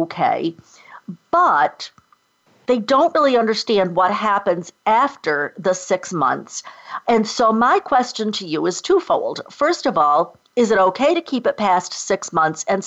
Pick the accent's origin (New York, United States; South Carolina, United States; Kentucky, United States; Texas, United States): New York, United States; Rochester; I grew up outside of Rochester, New York.